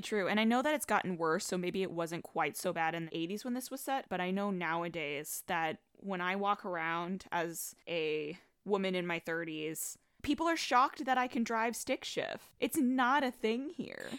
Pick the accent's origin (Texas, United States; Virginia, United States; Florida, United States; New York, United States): New York, United States; I'm a New Yorker